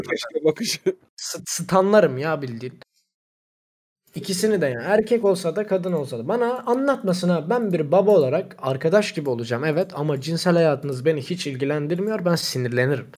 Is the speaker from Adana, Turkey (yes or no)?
no; Zonguldak, Turkey